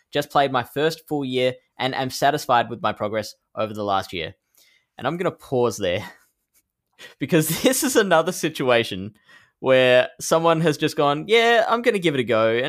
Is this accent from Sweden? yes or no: no; Netherlands; The one I have my eyes on the most is the one in my home country of the Netherlands, in the city of Utrecht.